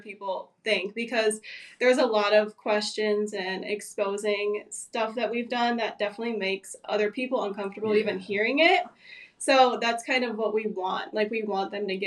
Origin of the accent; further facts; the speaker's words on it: Bloomington, Minnesota, United States; moved away as an adult; now in Florida, United States; We actually met in high school, our senior year, just through mutual friends. In Bloomington, Minnesota, actually. So we moved to Florida in 2020 from Minnesota.